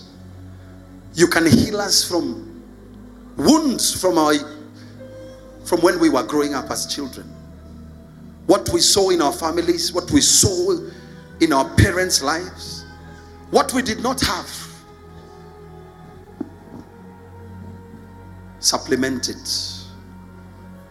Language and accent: English; Nairobi, Kenya; I grew up in the ghetto. I grew up in Eastlands.